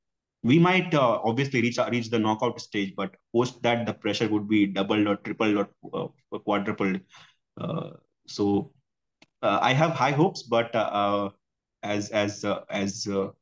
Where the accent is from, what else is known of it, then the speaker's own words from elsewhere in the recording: India; As an Indian fan, I will always look at the positive sides that we have.